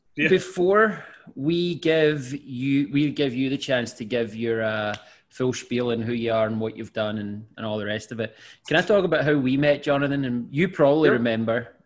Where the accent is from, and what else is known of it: Scotland, United Kingdom